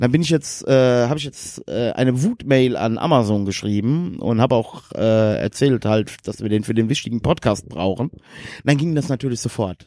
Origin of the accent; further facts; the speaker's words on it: Westerwald, Germany; bei uns im Westerwald